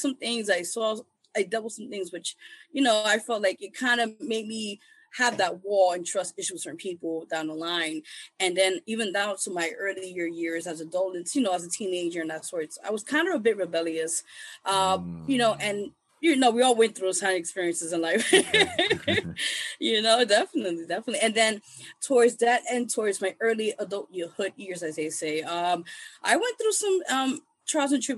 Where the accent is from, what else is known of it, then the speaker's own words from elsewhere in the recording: New York City, New York, United States; I start out from being born and raised in the Lower East Side. Those who don't know, that's part of like East Village, Manhattan